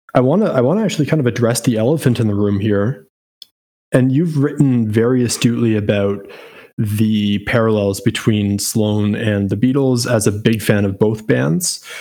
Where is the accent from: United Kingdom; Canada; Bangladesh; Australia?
Canada; as a Canadian